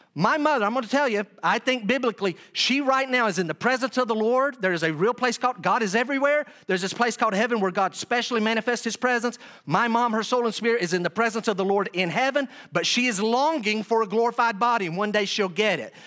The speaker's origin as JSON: {"language": "English", "town": "Weaverville", "region": "North Carolina", "country": "United States", "tie": "born or raised there", "moved": "yes", "said": "I was in my hometown of Weaverville, North Carolina"}